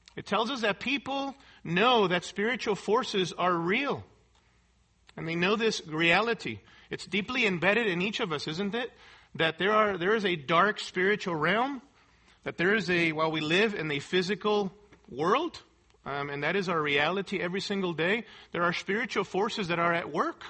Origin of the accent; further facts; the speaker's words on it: Mexico City, Mexico; moved away; I grew up in Mexico City in a very poverty stricken area, in a poverty stricken colony.